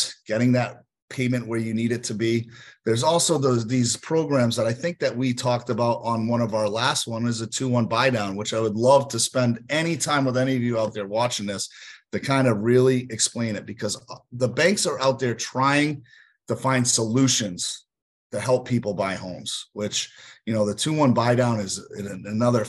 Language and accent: English; Northeast, United States; also born or lived in Northeast Connecticut / Worcester, Massachusetts; now in Florida, United States; because I'm from the Northeast